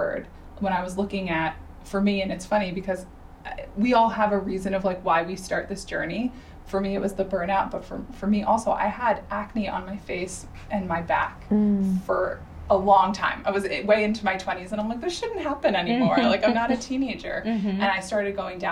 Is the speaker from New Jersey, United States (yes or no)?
yes; New Jersey, United States; I grew up in New Jersey.